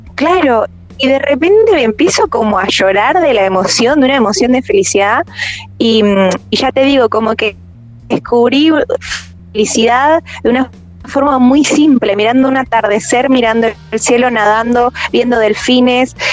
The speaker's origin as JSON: {"language": "Spanish", "country": "Argentina", "moved": "as an adult"}